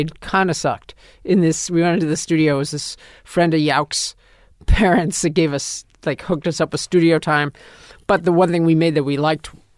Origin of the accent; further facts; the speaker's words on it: New York, United States; us growing up in New York